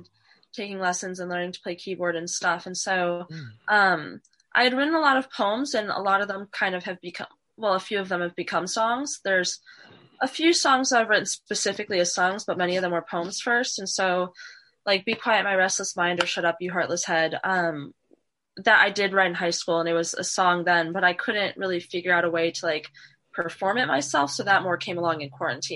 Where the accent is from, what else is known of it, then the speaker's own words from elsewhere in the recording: Northwest Indiana, United States; moved away as an adult; now in Washington, D.C., United States; I'm from Northwest Indiana. It's near Chicago. It's a suburb of Chicago. So I lived there until I was 18